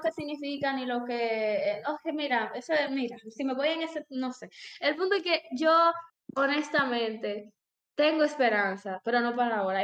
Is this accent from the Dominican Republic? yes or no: yes; Dominican Republic; soy dominicana. Y cultura. Cultura, sí, me encanta mi cultura.